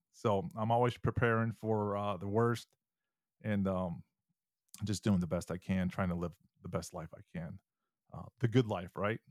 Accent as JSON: {"language": "English", "region": "Michigan", "country": "United States", "tie": "born or raised there", "moved": "yes", "said": "When I was, um, ten years old, uh, living in Michigan, I'm originally from Michigan"}